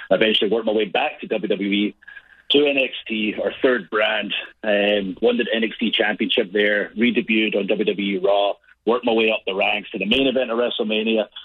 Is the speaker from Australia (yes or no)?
no; Scotland, United Kingdom; moved away as an adult; now in United States; I'm from Scotland, a country of five million people